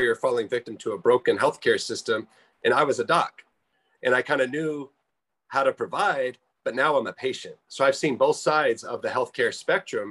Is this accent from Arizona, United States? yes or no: yes; Phoenix, Arizona, United States; I grew up in Phoenix, Arizona, and I've been out here for about 30 years